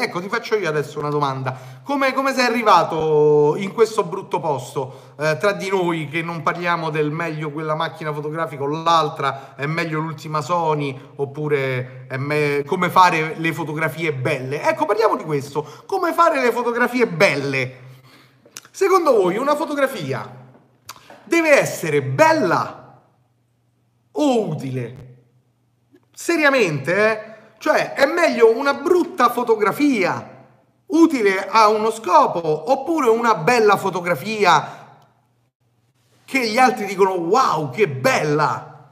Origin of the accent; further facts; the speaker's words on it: Rome, Lazio, Italy; also born or lived in Turin; so di Roma